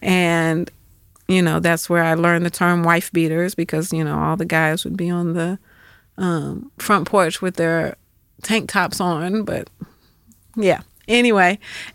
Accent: Atlanta, Georgia, United States; So we moved back to Atlanta for his retirement, and that's where we stayed. So Atlanta was, I was born there, but then left and came back my high school years. And so Atlanta was essentially home

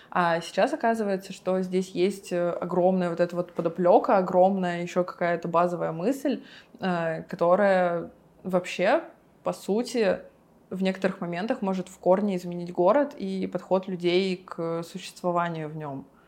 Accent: Yekaterinburg, Sverdlovsk Oblast, Russia; я из Екатеринбурга

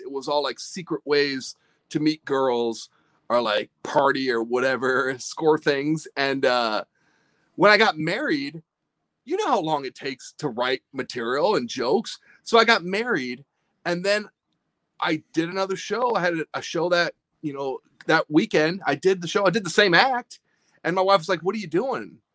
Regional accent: Midwest, United States; growing up in the Midwest

